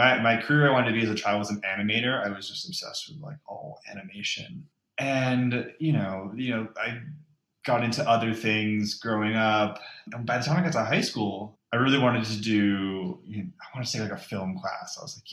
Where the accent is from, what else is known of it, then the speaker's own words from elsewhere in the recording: Massachusetts, United States; also born or lived in Maine; now in Los Angeles, United States; I was born in Maine, and I grew up there in Massachusetts, New England